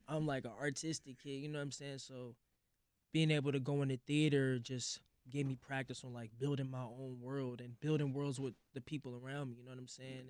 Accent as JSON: {"language": "English", "town": "St. Louis", "region": "Missouri", "country": "United States", "tie": "born or raised there", "also_born_or_lived": "Hoffman Estates, Illinois"}